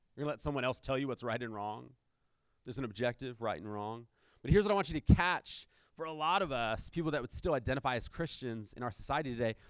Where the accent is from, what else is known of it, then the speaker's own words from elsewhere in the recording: United States; we're Americans